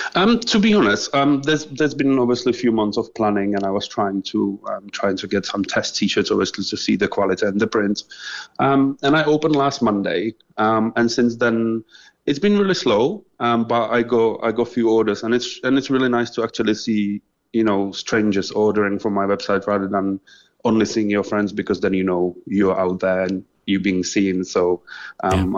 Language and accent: English; Czechia; moved away as an adult; also born or lived in England; now in Cork, Ireland; I'm originally from Czech Republic, um, so I was living just normal childhood really. Uh, before in 2012, I moved to England.